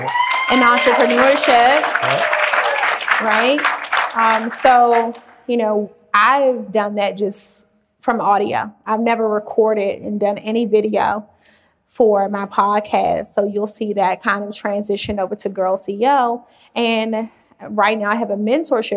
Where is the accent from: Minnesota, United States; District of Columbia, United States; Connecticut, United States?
District of Columbia, United States; Washington; I grew up in Washington, D.C.